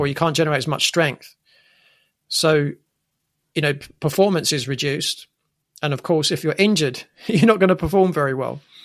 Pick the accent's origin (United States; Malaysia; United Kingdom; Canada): United Kingdom; England; growing up in England